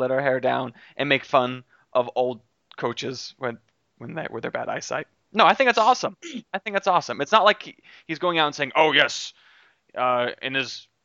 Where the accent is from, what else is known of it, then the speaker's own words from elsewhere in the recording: North Carolina, United States; I am from the South. I'm from North Carolina